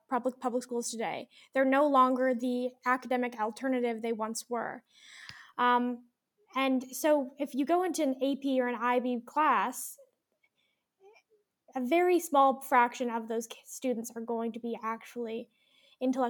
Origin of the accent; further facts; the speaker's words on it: Alberta, Canada; we're from Alberta. We follow Alberta's curriculum